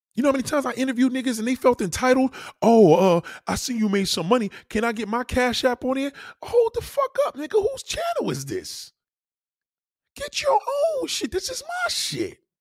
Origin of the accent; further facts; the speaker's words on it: New York, United States; I'm a New Yorker.